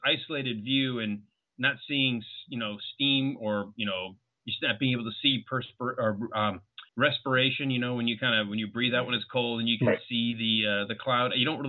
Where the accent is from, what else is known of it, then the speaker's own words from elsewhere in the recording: United States; I am American.